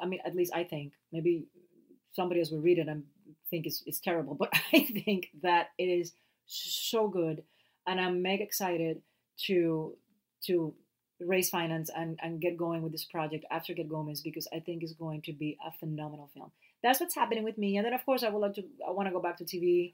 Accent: Puerto Rico; first language Spanish; English is a second language; moved away as an adult; now in United States; i love my accent and i love being puerto rican

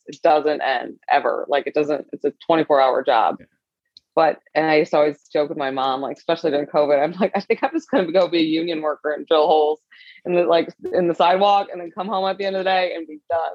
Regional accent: St. Louis, Missouri, United States; also born or lived in Michigan / Los Angeles; I was born and raised in St. Louis

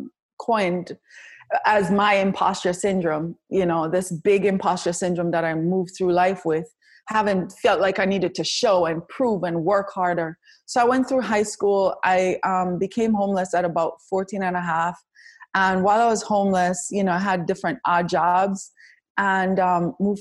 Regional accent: Kingston, Jamaica; moved away; I was born in Kingston, Jamaica

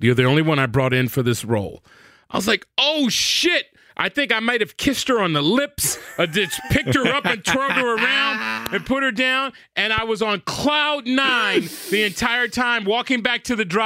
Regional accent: Compton, California, United States; I'm from Compton

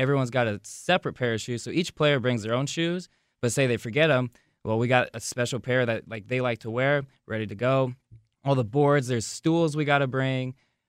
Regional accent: Wichita, Kansas, United States; I'm from Wichita

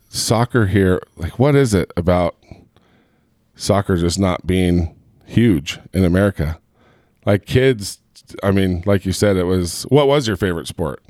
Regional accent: Southern California, United States; moved away; also born or lived in Gilbert, Arizona; I grew up in Southern California

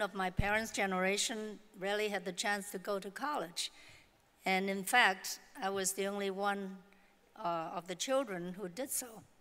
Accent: Hong Kong; moved away; growing up in Hong Kong

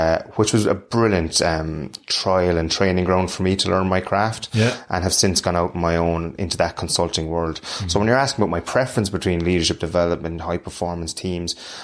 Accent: Cork, Munster, Ireland; any young fella growing up in Cork

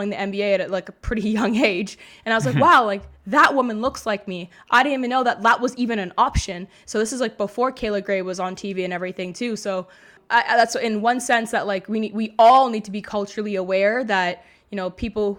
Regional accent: Mississauga, Ontario, Canada; I grew up in Mississauga, Ontario

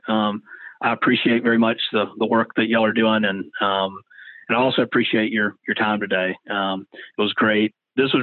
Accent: Savannah, Georgia, United States; Me and some friends from that I grew up with in Savannah

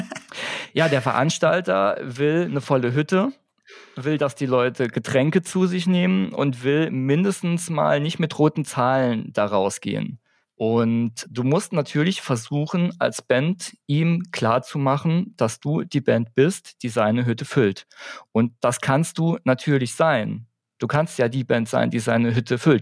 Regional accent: Saarbrücken, Saarland, Germany; Wir kommen aus Saarbrücken

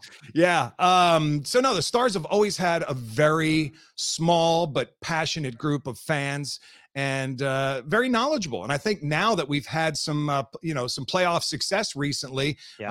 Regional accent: East Coast, United States; moved away as an adult; now in Dallas, United States; I grew up on the East Coast.

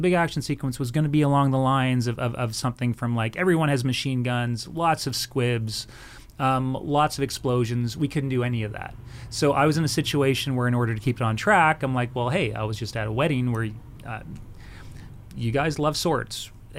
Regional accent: Canada; Well, one, as Canadians, we're highly respected globally, and I do find that just being Canadian coming into it was a very good thing.

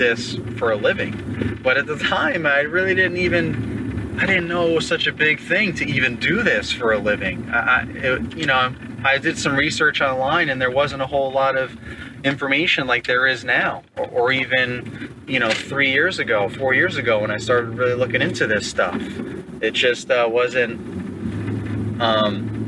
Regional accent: New York, United States; moved away as an adult; now in Virginia, United States; I'm from New York originally, so that's where we were living

